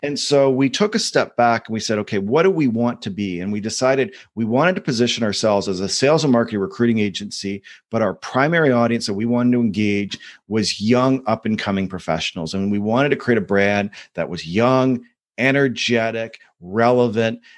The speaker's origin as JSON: {"language": "English", "country": "Canada", "said": "Being a Canadian"}